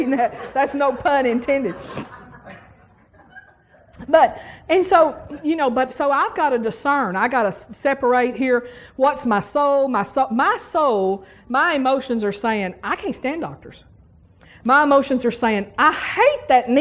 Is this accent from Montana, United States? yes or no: no; West Texas, United States; moved away as an adult; now in Tuscaloosa, United States; I come from West Texas. And I grew up with the same dentist all my life.